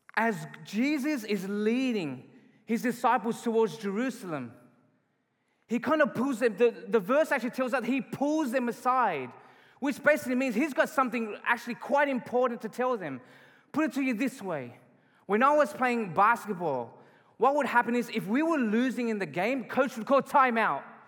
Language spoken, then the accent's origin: English; Australia; moved away as an adult; now in Calgary, Canada; I'm not from Canada. I was born and raised in Australia.